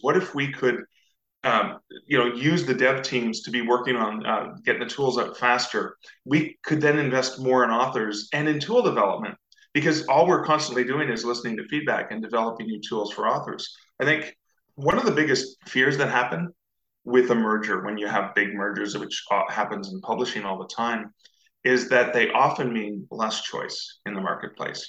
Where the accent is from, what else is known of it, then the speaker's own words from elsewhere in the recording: Canada; I'm Canadian, uh, so I'm just north of the US